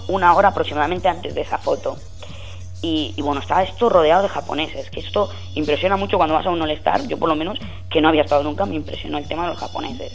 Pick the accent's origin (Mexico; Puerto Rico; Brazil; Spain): Spain; soy periodista español